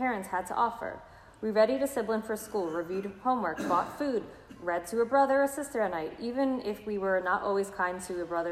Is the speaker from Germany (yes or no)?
no; New York City, New York, United States; I'm from Brooklyn